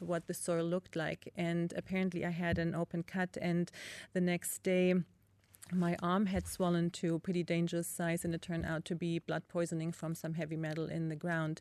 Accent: East Germany, Germany; growing up in East Germany, again, with limited resources, my parents grew a lot of food

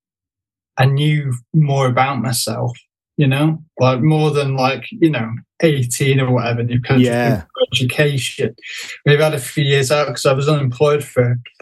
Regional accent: Stockport, North West England, United Kingdom; moved away as an adult; also born or lived in London; I live in Stockport, just outside of Manchester. And, been living here for the last... Well, I was born here, but then I moved away

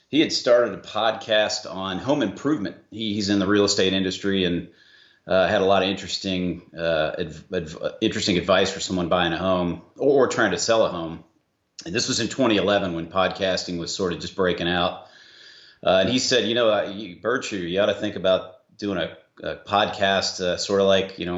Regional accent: Atlanta, Georgia, United States; uh, I go on the trail by the trail name … I am from Atlanta, Georgia.

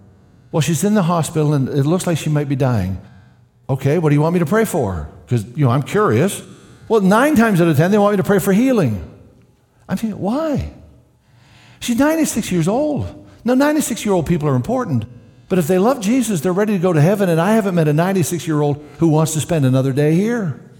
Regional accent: Canada; Of course, as a Canadian, I don't remember prayer ever happening in public school.

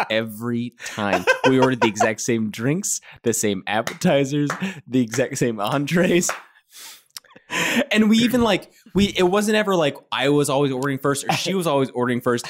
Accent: Kentucky, United States; I'm from Kentucky.

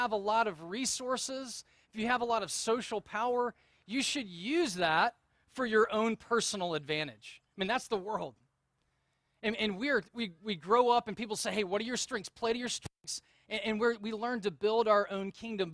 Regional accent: the South, United States; accent: Southern; moved away; when I moved out of the South, I quickly recognized that if you have a Southern accent, people don't take you seriously. And so I was kind of embarrassed about my Southern accent

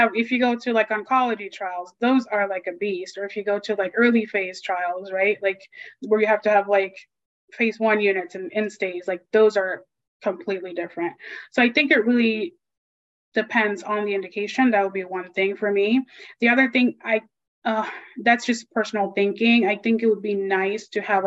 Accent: Panama; moved away; I'm from Panama. You know, I lived there majority of time

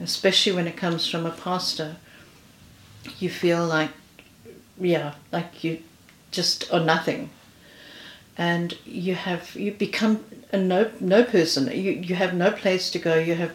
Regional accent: South Africa; moved away as an adult; now in United Kingdom; I'm originally from South Africa. I've been in this country now for 5 years.

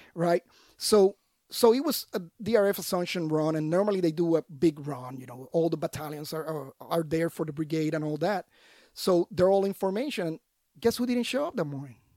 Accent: Puerto Rico; moved away; I was born and raised in Puerto Rico

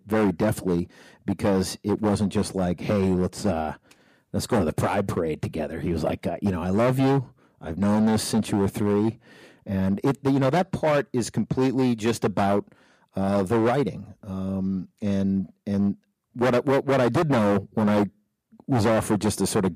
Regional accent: New Hampshire, United States; moved away as an adult; also born or lived in New York; I grew up in New Hampshire

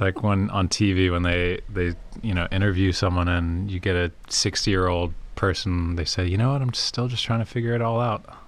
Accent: Prince George's County, Maryland, United States; where I grew up in Prince George's County, just outside of DC, was just incredibly diverse

